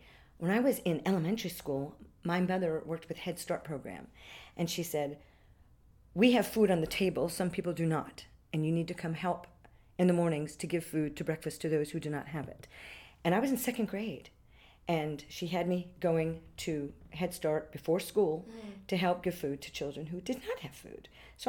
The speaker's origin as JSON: {"language": "English", "town": "Orlando", "region": "Florida", "country": "United States", "tie": "born or raised there", "also_born_or_lived": "Switzerland", "said": "I was born here. Oh, great. And I lived here in Orlando before Disney, BD, before Disney. I was in Lyman High School."}